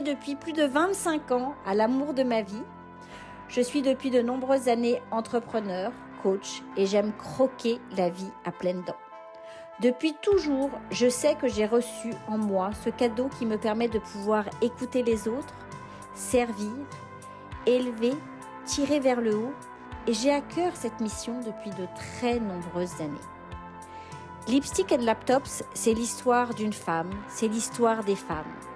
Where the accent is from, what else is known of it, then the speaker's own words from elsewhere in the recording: France; now in Montreal, Canada; Je suis originaire de France